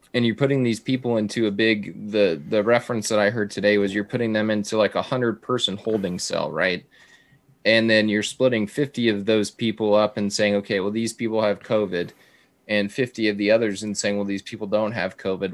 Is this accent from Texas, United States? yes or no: yes; South Texas border, United States; growing up on the South Texas border